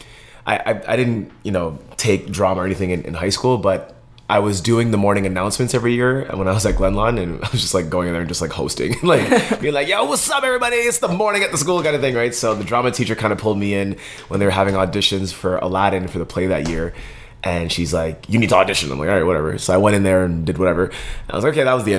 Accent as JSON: {"language": "English", "town": "Montreal", "region": "Quebec", "country": "Canada", "tie": "born or raised there", "moved": "yes", "lives_now": "Winnipeg, Canada", "said": "I'm originally from Montreal, Quebec, born and raised in Montreal, bilingual."}